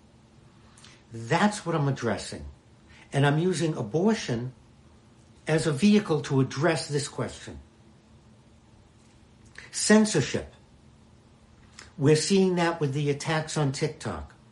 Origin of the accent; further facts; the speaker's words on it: Boston, Massachusetts, United States; When I grew up in Boston